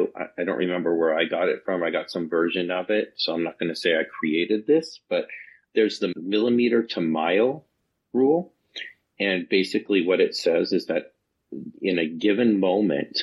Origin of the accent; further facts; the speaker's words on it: Reno, Nevada, United States; also born or lived in Northern California; I grew up in Reno, Nevada, and Northern California